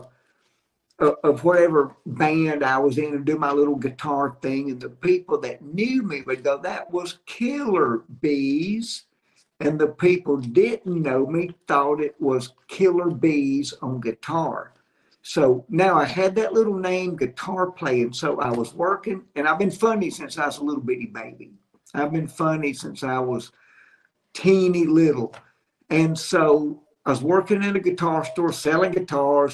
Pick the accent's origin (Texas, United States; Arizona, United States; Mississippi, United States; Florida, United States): Mississippi, United States; Jackson; moved away as an adult; also born or lived in Andalusia, Alabama / Nashville, Tennessee; now in Alabama, United States; I grew up in Jackson, Mississippi, and started my comedy career there